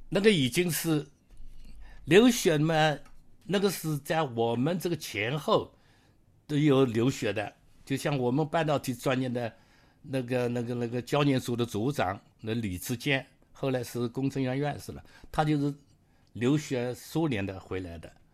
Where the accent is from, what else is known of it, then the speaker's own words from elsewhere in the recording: Jiangyin, Jiangsu, China; moved away as an adult; also born or lived in Beijing / Nanjing / Chengdu / Changzhou; now in Canada; 今年八十二岁。那么我出生在江苏省江阴县一个郊县、郊区，啊，郊区的一个农村，典型的农民家庭